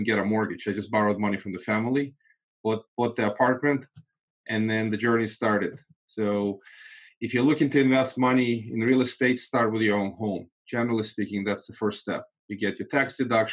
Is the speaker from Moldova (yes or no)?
yes; Moldova; first language Russian; English is a second language; now in United States; I'm actually not from Russia, from Moldova